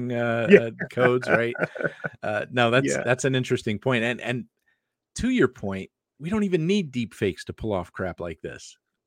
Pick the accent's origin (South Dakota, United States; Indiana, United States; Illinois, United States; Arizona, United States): Arizona, United States; I grew up in Arizona. That's Southwest. That's not the South.